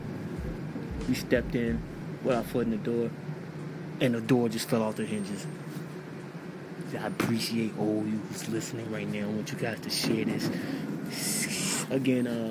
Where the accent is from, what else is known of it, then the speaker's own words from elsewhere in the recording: New York City, New York, United States; I was raised in Jamaica, Queens